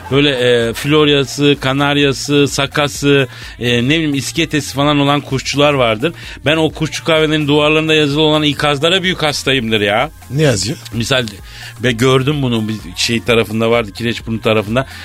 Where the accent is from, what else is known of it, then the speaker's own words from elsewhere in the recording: France; first language French; Turkish is a second language; now in Turkey; benim ana dilim Fransızca.